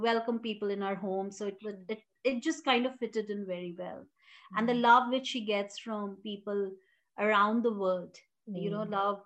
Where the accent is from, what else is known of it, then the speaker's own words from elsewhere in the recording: Jharkhand, India; also born or lived in Bihar; I grew up in Jharkhand. We belong to Bihar